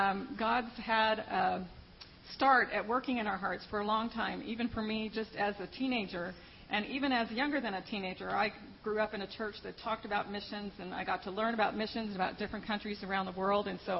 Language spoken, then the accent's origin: English; San Diego, California, United States; All of my life, I'm from San Diego. All of my life, I've lived away from San Diego and away from my parents and my brother.